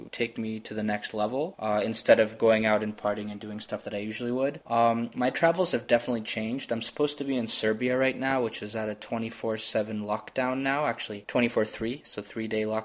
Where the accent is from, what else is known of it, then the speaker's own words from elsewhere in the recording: Toronto, Ontario, Canada; now in Koh Phangan, Thailand; I'm from Toronto, Canada, and I'm currently in Koh Phangan, Thailand